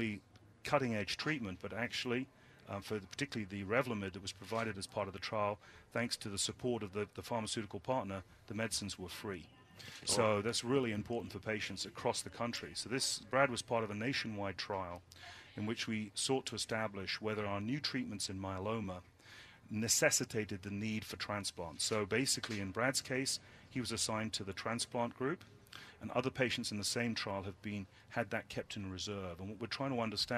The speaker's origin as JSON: {"language": "English", "country": "United Kingdom", "moved": "yes", "lives_now": "United States", "said": "I'm British."}